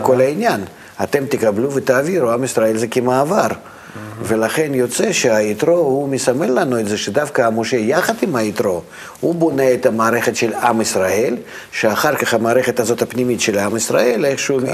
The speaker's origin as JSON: {"language": "Hebrew", "country": "Russia", "moved": "yes", "said": "אני מרוסיה"}